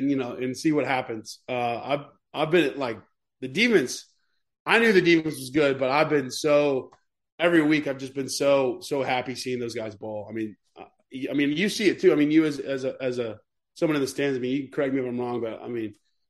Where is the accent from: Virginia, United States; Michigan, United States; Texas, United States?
Texas, United States; I'm from Texas, so I'm kind of used to, like, the heat